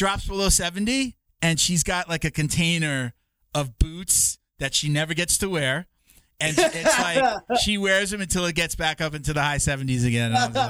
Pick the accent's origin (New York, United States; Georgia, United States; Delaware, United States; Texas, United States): New York, United States; also born or lived in Delray Beach, Florida; now in Florida, United States; I'm from New York